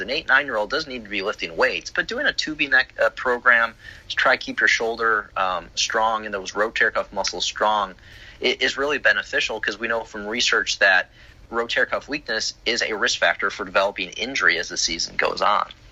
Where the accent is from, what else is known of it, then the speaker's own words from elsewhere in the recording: Chicago, Illinois, United States; now in Florida, United States; I grew up in Chicago